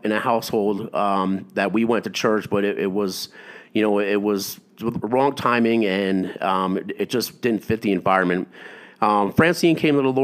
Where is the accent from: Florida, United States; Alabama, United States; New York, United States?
New York, United States; upstate; I grew up in New York, upstate New York